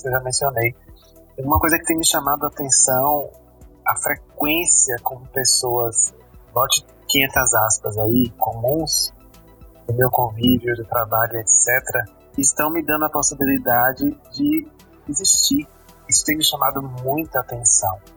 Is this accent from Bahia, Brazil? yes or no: yes; Alagoinhas, Bahia, Brazil; moved away as an adult; now in Belo Horizonte, Brazil; eu sou de Alagoinhas, a cidade onde nasceu Jean Willis